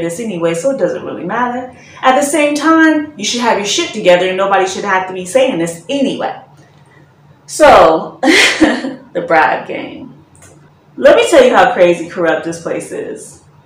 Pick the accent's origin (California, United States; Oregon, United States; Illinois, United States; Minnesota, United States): Illinois, United States; Chicago; moved away as an adult; also born or lived in Germany; now in Ghana; I'm coming from Chicago